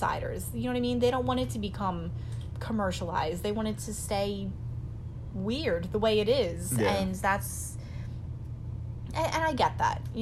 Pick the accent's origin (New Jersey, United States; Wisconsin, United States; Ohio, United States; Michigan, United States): New Jersey, United States; near Philadelphia / near Camden; growing up near Philly, like, there's a, unfortunately, there's a ton of homelessness in Philly. You know, growing up near Camden, there's a ton of homelessness